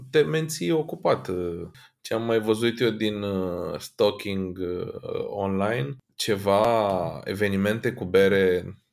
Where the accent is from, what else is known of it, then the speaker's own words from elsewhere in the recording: London, United Kingdom; Sunt din Londra, sunt obișnuit să beau British style everything, da?